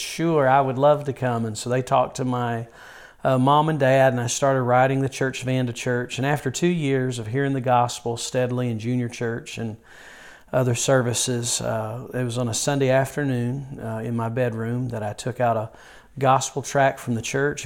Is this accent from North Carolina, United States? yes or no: yes; Yadkinville, North Carolina, United States; I was born and raised near Yadkinville, North Carolina, and uh, pretty much have been raised in the rural part of North Carolina all of my childhood and teenage years